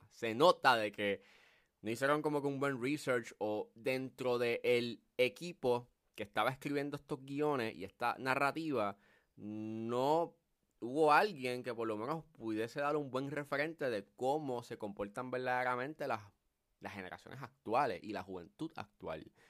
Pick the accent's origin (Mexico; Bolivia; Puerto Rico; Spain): Puerto Rico; cómo somos los puertorriqueños y toda la cosa.